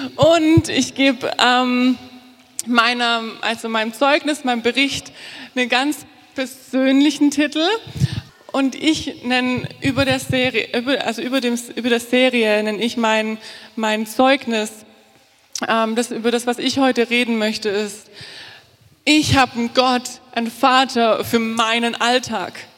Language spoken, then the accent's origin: German; Altensteig, Baden-Württemberg, Germany; moved away as an adult; now in Fulda, Germany; Ich komme aus dem Schwarzwald, aus dem tiefen, schönen Schwarzwald, ähm, Schwabenland, Altensteig. Das Dorf, aus dem ich komme, heißt Spielberg. Ähm, und ich bin in einer neunköpfigen Familie groß geworden.